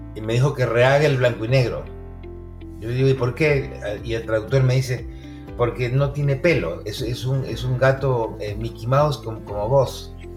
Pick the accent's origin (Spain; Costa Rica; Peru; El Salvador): Peru; also born or lived in Arequipa; now in United States; como buen peruano